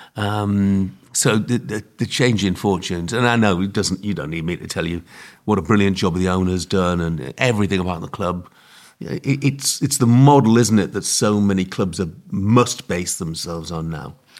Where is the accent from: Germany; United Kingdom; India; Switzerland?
United Kingdom; Hartlepool, North East England; it's my hometown, and I'm old enough